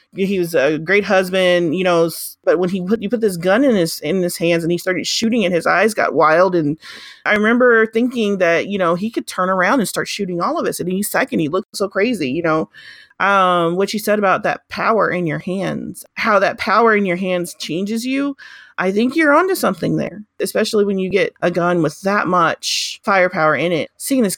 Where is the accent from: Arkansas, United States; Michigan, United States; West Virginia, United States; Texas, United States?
Arkansas, United States; I grew up, well, did part of my growing up in Arkansas.